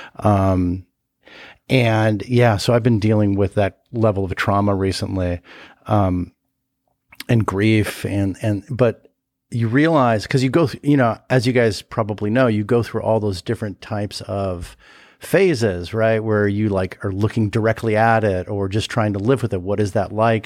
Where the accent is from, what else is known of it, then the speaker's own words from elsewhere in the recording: Los Angeles, California, United States; I grew up in Studio City, California, in, in L